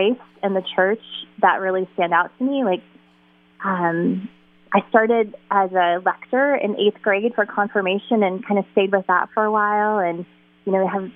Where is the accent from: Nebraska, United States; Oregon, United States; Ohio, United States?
Ohio, United States; Toledo; moved away as an adult; I was born and raised in Toledo, actually, which was a wonderful place to grow up